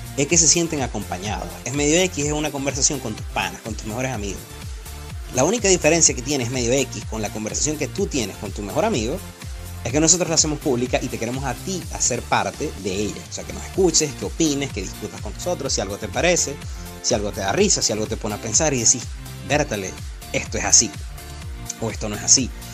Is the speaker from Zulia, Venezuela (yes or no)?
yes; Maracaibo and Cabimas, Zulia, Venezuela; moved away as an adult; also born or lived in Ciudad Ojeda; now in California, United States; nací en Ciudad Ojeda. Me crié entre Maracaibo y Cabima y tengo dos años radicado en Estados Unidos, vivo, vivo aquí en California.